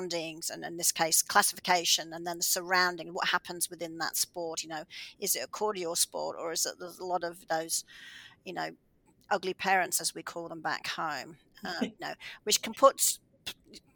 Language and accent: English; Australia; now in Canada; I'm from Australia